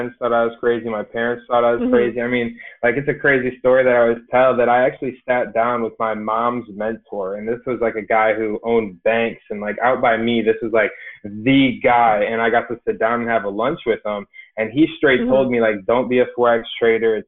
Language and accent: English; Illinois, United States; I'm originally from small town, middle of nowhere, Illinois. That's the easiest way for me to break it down. But I'm from farm country. My hometown had less than 1,000 people